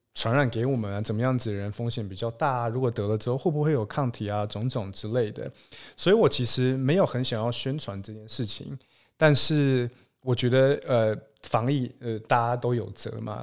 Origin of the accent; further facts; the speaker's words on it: Taiwan; moved away as an adult; also born or lived in Los Angeles, United States; now in Seattle, United States; 我们两个其实都算是土生土长，在台湾长，出生长大的台湾人